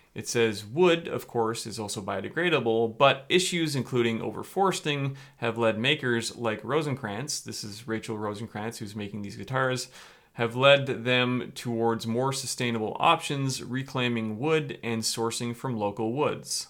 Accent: Canada

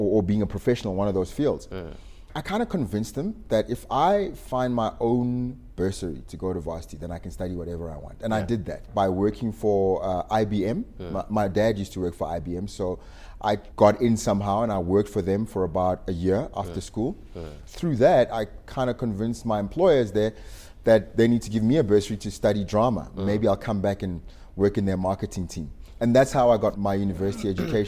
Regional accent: Pretoria, Gauteng, South Africa; also born or lived in Soshanguve / Mabopane / Atteridgeville; I'm a totally Pretoria guy. I was born in Mamelodi.

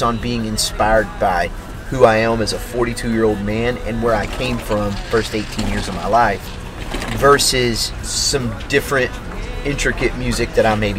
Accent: Maypearl, Texas, United States; I grew up in Maypearl, Texas, and it's a really, really, really small town

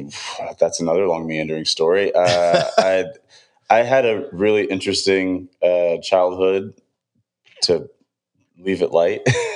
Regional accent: Detroit, Michigan, United States; moved away as an adult; If I make it short, I am from Detroit, Michigan.

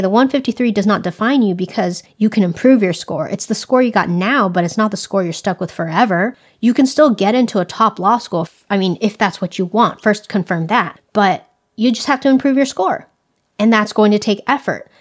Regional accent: California, United States; I have grown up in California my whole life

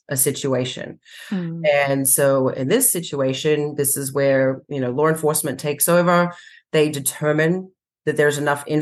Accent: Australia; moved away as an adult; also born or lived in San Diego County, California; now in United States; I was born and raised in Australia. So I worked for the Sydney RSPCA in Australia

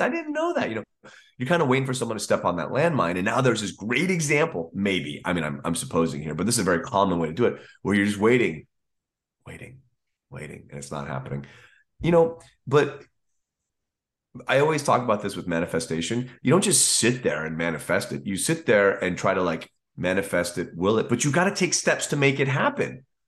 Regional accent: United States; as an American

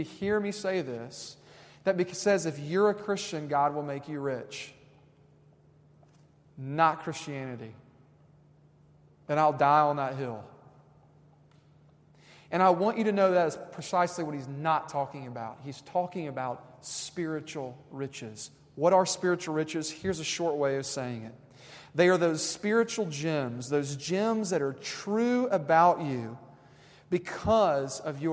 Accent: Tennessee, United States; we're from Tennessee

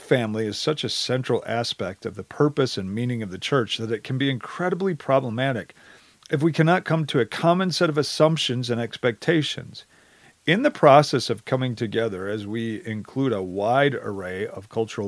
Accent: Wisconsin, United States; I come from Wisconsin. I grew up there, heart and soul, go Badgers

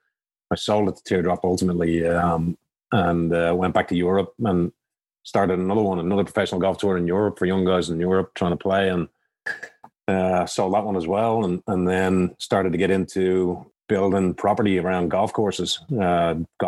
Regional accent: Dublin, Leinster, Ireland; moved away as an adult; now in United States; I grew up in Dublin, Ireland

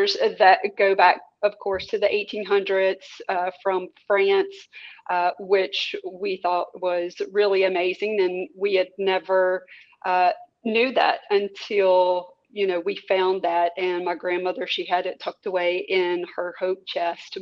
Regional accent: Mississippi, United States; born and raised in Mississippi.

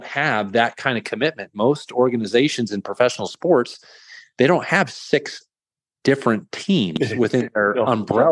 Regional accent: the Northwest, Pacific Northwest, United States; now in York, United States; I'm from the Northwest

